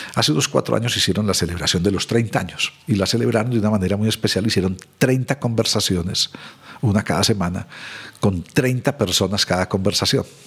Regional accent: Medellín, Antioquia, Colombia; Soy de Medellín, hace 60 años

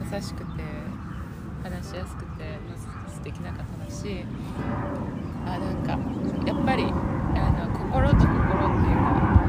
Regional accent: Kaga, Ishikawa, Japan; 私のふるさとの加賀

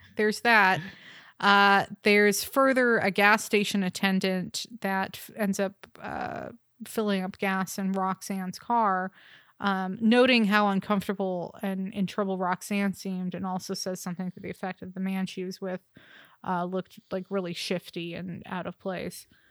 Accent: United States; as an American

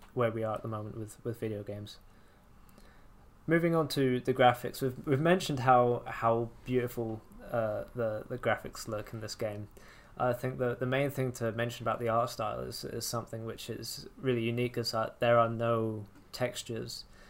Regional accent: England, United Kingdom; accent: English; I speak with my, with my English accent

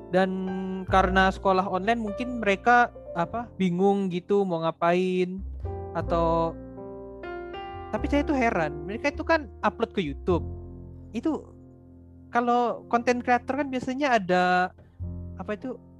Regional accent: Kalimantan, Indonesia; saya kan asal dari Kalimantan

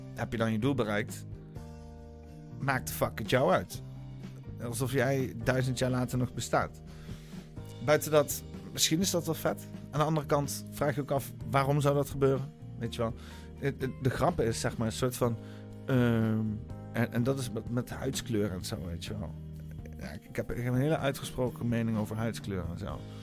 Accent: Netherlands; dat ik een Nederlander ben

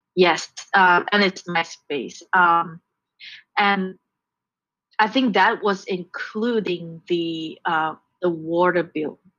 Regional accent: Kuala Lumpur, Malaysia; moved away as an adult; also born or lived in Aomori, Japan / Japan; now in Seattle, United States; I was born and raised in Kuala Lumpur, so I'm a city girl

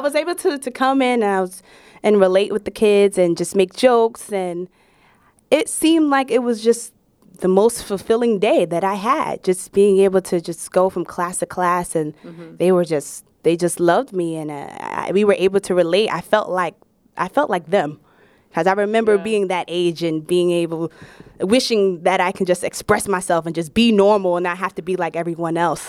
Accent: New York City, New York, United States; naturally from Brooklyn

